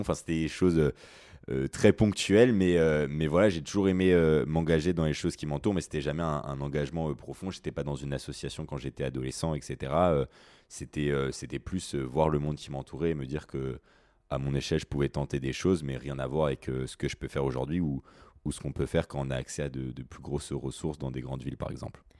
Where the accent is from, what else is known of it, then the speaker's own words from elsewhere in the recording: Mulhouse, Grand Est, France; moved away as an adult; now in Paris, France; je suis alsacien, euh, je viens de, Mulhouse et je suis actuellement étudiant à Paris